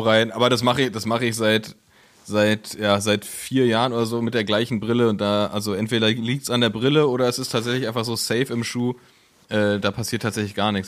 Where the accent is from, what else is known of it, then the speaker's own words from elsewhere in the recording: Berlin, Germany; als Berliner, der noch nie im Berghain war